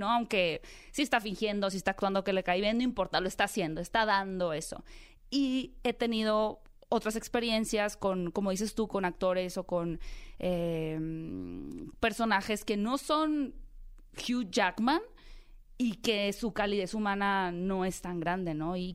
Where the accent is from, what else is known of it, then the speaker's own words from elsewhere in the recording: Hermosillo, Sonora, Mexico; De Hermosillo.